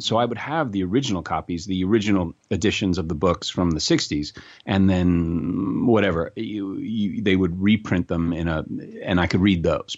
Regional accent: New York City, New York, United States; also born or lived in North Carolina; I grew up in New York City

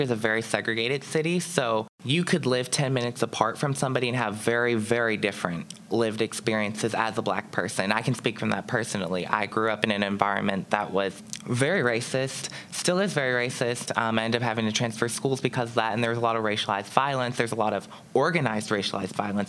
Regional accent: Pittsburgh, Pennsylvania, United States; growing up as a black child here in Pittsburgh

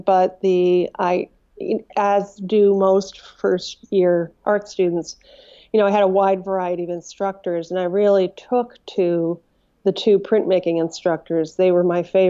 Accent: Mineville, New York, United States; also born or lived in Albany, New York; now in Wilmington, United States; I grew up in a town called Mineville, New York, which is smaller than almost anything you can imagine

